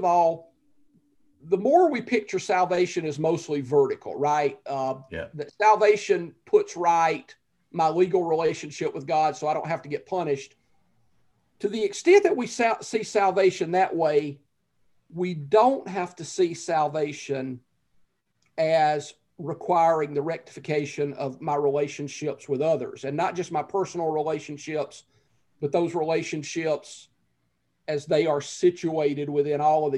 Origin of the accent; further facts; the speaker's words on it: the South, United States; growing up in the South just after the end of literal Jim Crow segregation